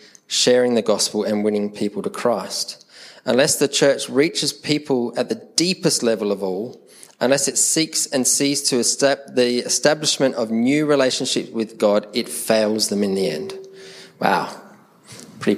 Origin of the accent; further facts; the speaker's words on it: Adelaide, South Australia, Australia; accent: Adelaide; Because the Adelaide accent sounds very English. We're very proper and posh in the way that we speak.